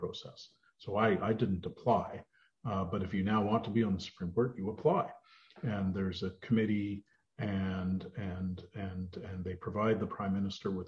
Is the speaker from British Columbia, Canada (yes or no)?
yes; northern British Columbia, Canada; moved away as an adult; also born or lived in Vancouver / Victoria / Edmonton; now in Ottawa, Canada; I'm from the West. I was raised in a very small rural community in northern British Columbia